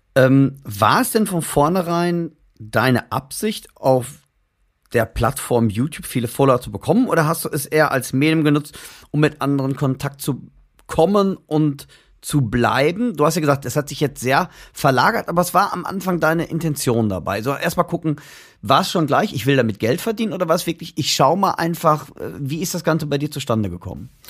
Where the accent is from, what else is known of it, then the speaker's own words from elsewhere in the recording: Germany; weil wir sind Deutsche. Deutsch kann ich immer noch besser sprechen als Englisch